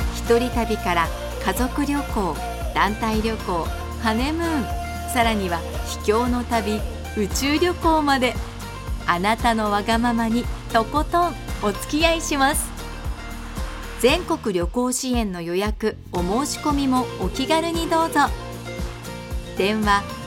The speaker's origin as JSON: {"language": "Japanese", "town": "Kanazawa", "region": "Ishikawa", "country": "Japan", "tie": "born or raised there", "also_born_or_lived": "Tokyo", "said": "私は金沢生まれの金沢育ちです。小中高ここで過ごして"}